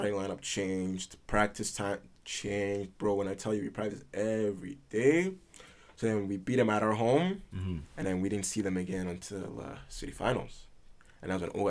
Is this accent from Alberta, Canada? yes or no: yes; Edmonton, Alberta, Canada; also born or lived in Italy / Prince Edward Island; I was born in Italy, yeah. When did you leave Italy? 08. Yeah, we moved to Edmonton from Italy.